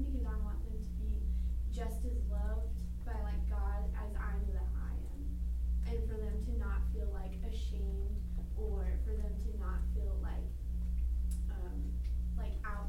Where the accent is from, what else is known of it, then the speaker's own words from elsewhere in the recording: Washington, United States; moved away; I'm from Washington